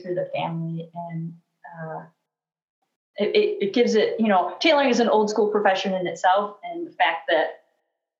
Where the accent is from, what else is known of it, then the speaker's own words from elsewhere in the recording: Sheboygan, Wisconsin, United States; now in Rochester, United States; came to Sheboygan, my hometown in Wisconsin